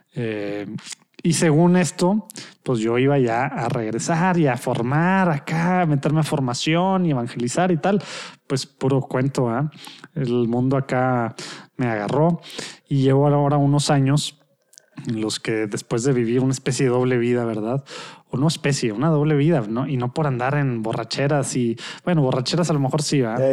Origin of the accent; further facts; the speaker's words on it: Monterrey, Nuevo León, Mexico; de Monterrey, México, en el norte de México